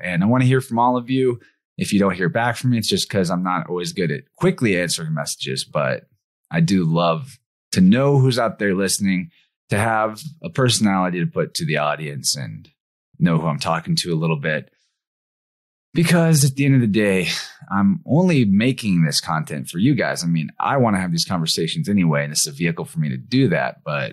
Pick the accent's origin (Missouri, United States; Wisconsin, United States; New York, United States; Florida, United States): Missouri, United States; It's my home state.